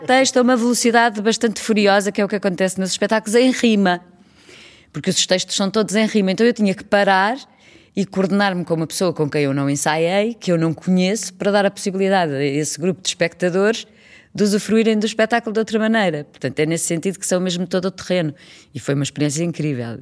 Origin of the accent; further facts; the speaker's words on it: Trás-os-Montes, Portugal; accent: meio transmontano; com o meu sotaque meio transmontano